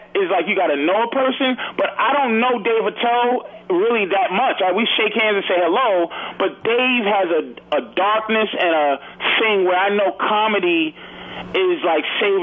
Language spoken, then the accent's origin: English; Boston, Massachusetts, United States; growing up in Boston.